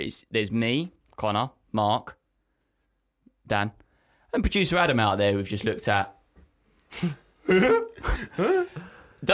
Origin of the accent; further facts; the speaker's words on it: England, United Kingdom; Yeah, but I'm English.